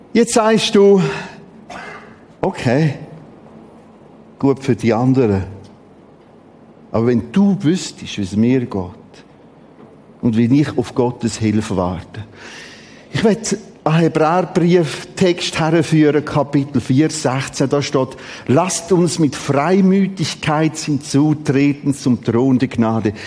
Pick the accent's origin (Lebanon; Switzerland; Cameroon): Switzerland; Wir haben die interessante Mentalität als Schweizer